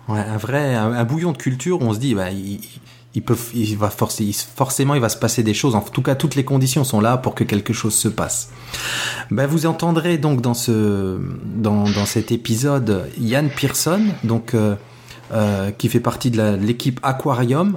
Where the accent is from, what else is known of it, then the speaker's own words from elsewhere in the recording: France; nous, on est français